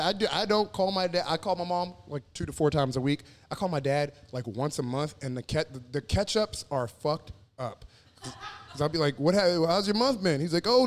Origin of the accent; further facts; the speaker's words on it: Houston, Texas, United States; moved away; also born or lived in Galveston, Texas; I was born in Galveston, but I lived most of my life in Houston for sure.